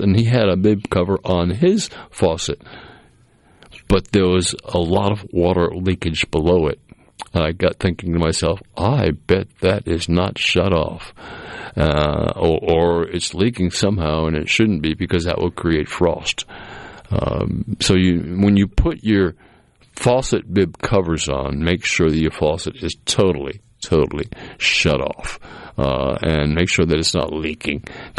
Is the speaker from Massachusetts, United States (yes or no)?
yes; Massachusetts, United States; the old house I grew up in Massachusetts